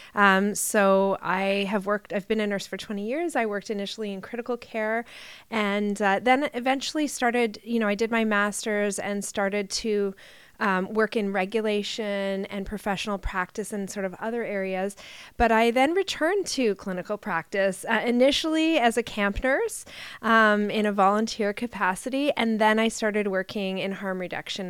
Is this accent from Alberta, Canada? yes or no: no; Ontario, Canada; I'm a nurse from Ontario